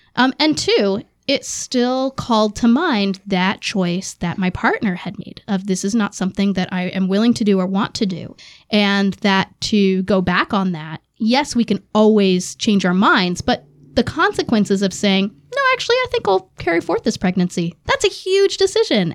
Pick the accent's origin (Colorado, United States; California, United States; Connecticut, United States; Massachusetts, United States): Massachusetts, United States; growing up in Massachusetts, that was pretty standard for Democrats